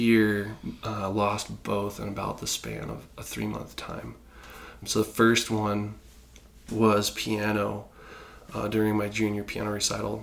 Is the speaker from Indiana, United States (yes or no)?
yes; Indiana, United States; I was born in Indiana, so we'd go to the Fort Wayne Philharmonic